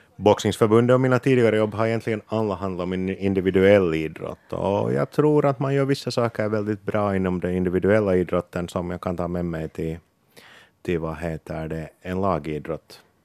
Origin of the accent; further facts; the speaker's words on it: Porvoo, Uusimaa, Finland; som Borgåbo